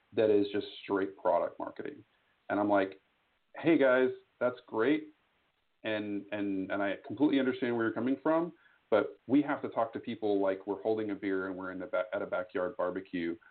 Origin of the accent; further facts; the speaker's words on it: Austin, Texas, United States; I am from Austin, Texas, uh, down the road from you just a little bit